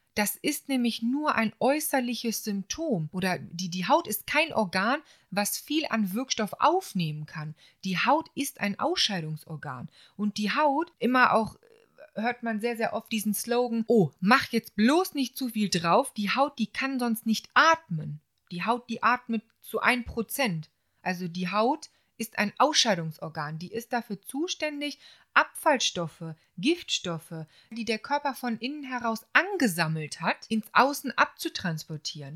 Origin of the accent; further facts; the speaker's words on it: Solingen, North Rhine-Westphalia, Germany; moved away as an adult; also born or lived in Bensheim; Es hat mich auch ein bisschen wieder in meine alte Heimat verschlagen, also äh, nach Solingen